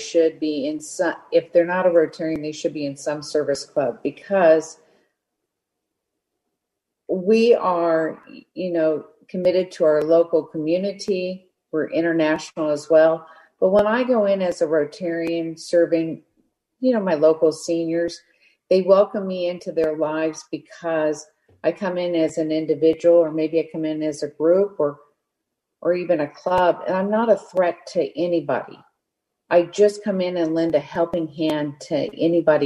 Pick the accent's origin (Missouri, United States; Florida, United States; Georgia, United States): Missouri, United States; Parkville; now in California, United States; I grew up 11 miles outside of Kansas City, which is a little town called Parkville.